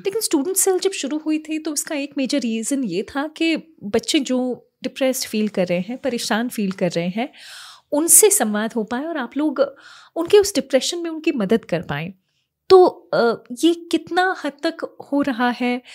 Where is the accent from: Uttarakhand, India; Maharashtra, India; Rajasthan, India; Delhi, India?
Rajasthan, India; Kota; हमारे शहर के बारे में जो कई बार कई अलग अलग चीज़ों के बारे में जाना जाता है जी हाँ कोचिंग का नाम तो डेफिनेटली है कोटा के लिए